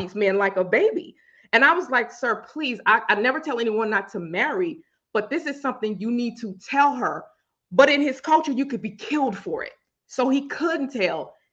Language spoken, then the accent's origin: English; Louisiana, United States; I'm from Louisiana